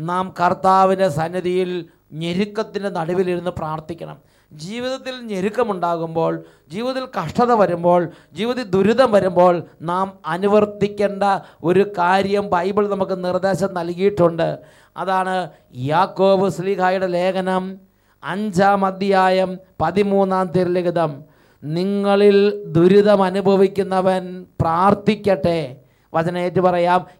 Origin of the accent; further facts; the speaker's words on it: Vayalur, Kerala, India; ഞാൻ വയലൂരിൽ നിന്ന് വരുന്നു